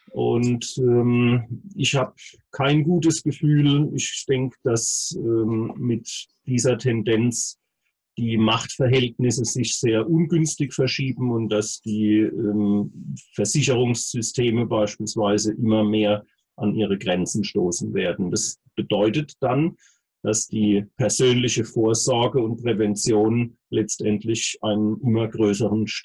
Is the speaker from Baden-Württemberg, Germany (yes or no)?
yes; Heidelberg, Baden-Württemberg, Germany; Ähm, allerdings bin ich eben gebürtiger Heidelberger und ähm, bin hier seit Anfang an ansässig und genieße es sehr.